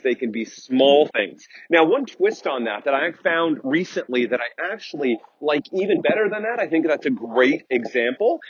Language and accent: English; United States; I'm very American centric, having grown up and lived here all of my life